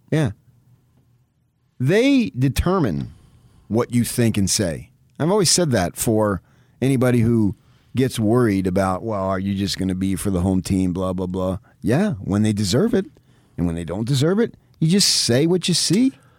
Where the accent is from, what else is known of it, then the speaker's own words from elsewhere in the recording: United States; We're American